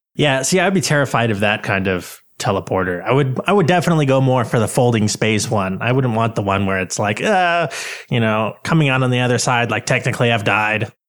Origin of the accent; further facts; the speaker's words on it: United States; I'm from America